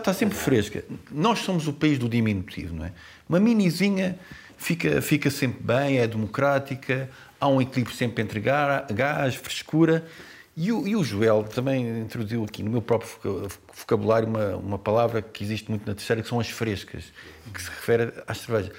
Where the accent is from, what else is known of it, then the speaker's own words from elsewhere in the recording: Azores, Portugal; como açoriano